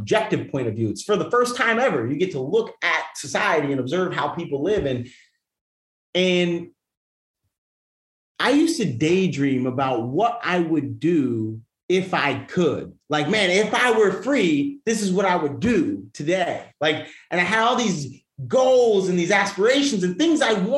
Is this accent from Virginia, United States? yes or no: no; New York, United States; moved away; I'm from New York